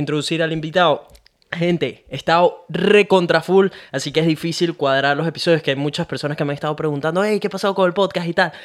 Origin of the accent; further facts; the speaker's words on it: Venezuela; moved away as an adult; now in Australia; yo nací en Venezuela